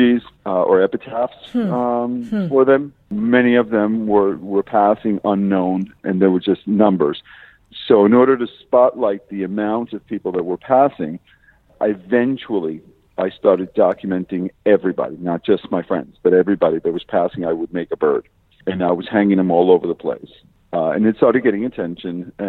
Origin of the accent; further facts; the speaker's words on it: Miami, Florida, United States; also born or lived in Chicago; now in West Palm Beach, United States; I was born in Mercy Hospital